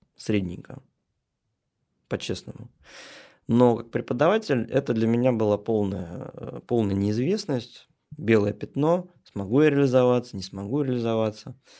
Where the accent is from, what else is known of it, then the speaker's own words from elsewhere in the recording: Troitsk, Moscow, Russia; Я, можно сказать, коренной москвич. Ну, жил я изначально Московской области, а сейчас это уже, а, можно сказать, географический центр Москвы. Это Троицк